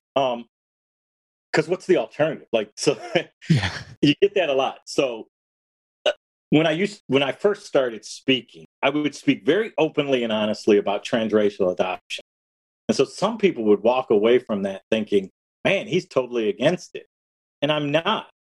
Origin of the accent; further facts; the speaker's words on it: Detroit, Michigan, United States; I was born in August 1967 in Detroit